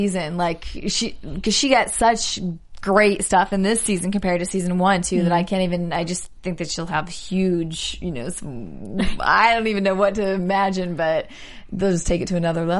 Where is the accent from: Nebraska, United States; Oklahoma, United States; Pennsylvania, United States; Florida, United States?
Nebraska, United States; Omaha; I'm from Omaha, Nebraska.